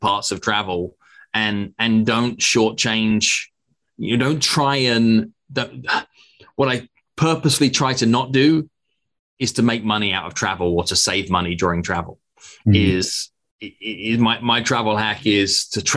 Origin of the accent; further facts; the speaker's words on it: England, United Kingdom; moved away; also born or lived in United States; I'm a British American now as well.